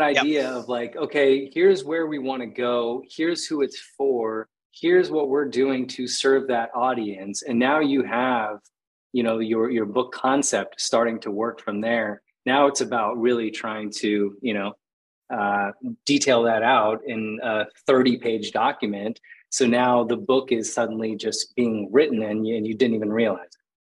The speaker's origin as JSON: {"language": "English", "town": "Phoenix", "region": "Arizona", "country": "United States", "tie": "born or raised there", "also_born_or_lived": "Costa Rica", "moved": "as an adult", "said": "I grew up in Phoenix, Arizona, just like concrete jungle and desert."}